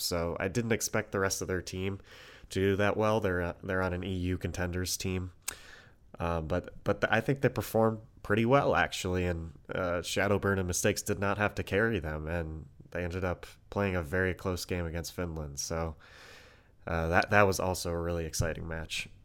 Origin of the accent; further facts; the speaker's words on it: United States; we're from America